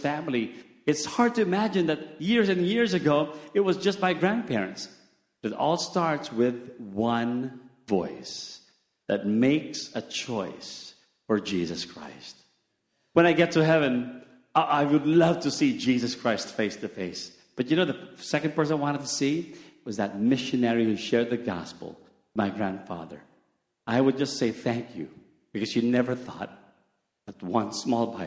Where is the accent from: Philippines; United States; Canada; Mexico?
Philippines; it's cold is not our thing in the Philippines. We're not used to wearing all those thick stuff.